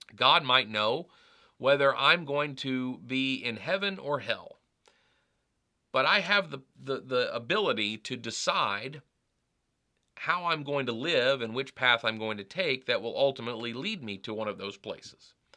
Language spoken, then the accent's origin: English; United States; I identify, uh, as an American